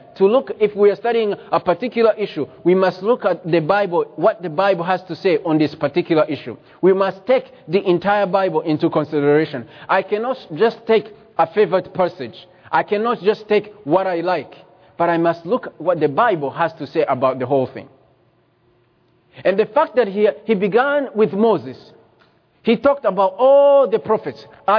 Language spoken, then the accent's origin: English; Rwanda; I was born in Rwanda